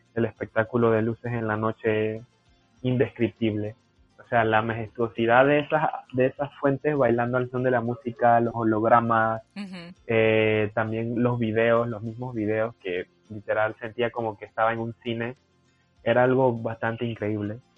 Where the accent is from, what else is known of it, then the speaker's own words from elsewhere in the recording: Chiriquí, Panama; moved away as an adult; now in Peru; Yo estoy en un centro regional que es en la provincia de Chiriquí, de donde, de donde yo soy.